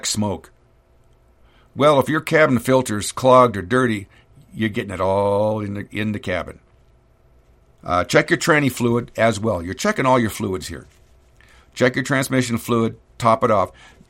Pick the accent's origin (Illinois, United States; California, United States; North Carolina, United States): California, United States; moved away as an adult; also born or lived in Sacramento; now in North Idaho, United States; I'm an idiot from California